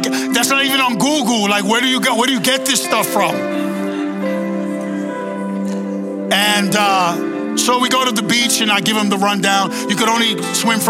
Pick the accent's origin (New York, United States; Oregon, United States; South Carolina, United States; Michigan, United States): New York, United States; New York City; I was born and raised in Brooklyn, Queens